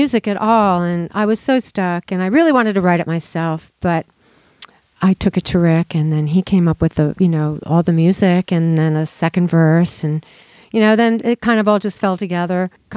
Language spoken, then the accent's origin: English; Quakertown, Pennsylvania, United States; I'm from Southeast Pennsylvania, from a town called Quakertown